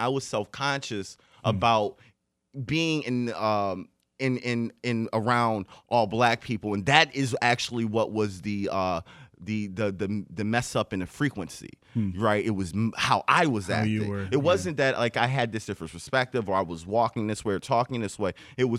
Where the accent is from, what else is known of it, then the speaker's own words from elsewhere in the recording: Detroit, Michigan, United States; So growing up, living in Detroit, especially coming from my perspective, because I was born and raised in Detroit to a certain point